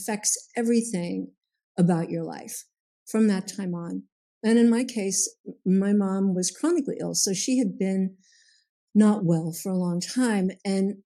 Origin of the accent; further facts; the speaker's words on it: Pasadena, California, United States; I grew up in Pasadena